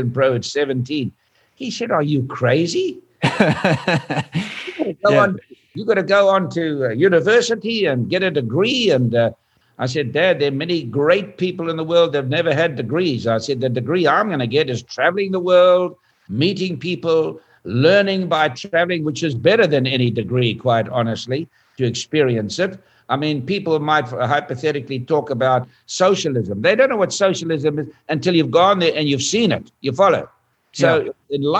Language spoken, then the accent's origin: English; South Africa; I was from South Africa